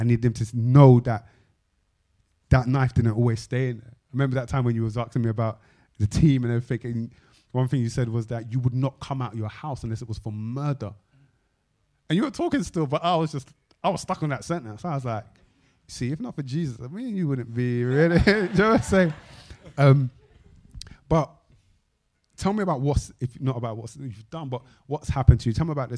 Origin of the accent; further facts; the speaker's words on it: London, United Kingdom; you know, I grew up in South London, you know, on Mitesfield Estate, da, da, da, da.